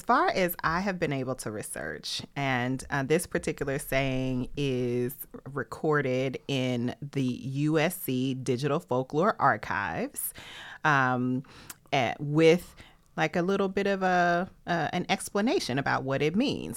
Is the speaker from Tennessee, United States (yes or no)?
yes; Tennessee, United States; I'm from Tennessee